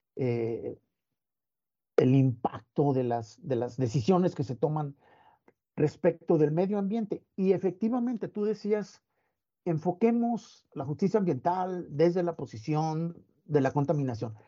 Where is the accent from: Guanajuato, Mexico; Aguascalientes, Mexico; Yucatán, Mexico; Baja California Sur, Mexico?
Baja California Sur, Mexico; La Paz; yo soy de La Paz, en California Sur, y, pues contacto con el mar este, me marcó de, por vida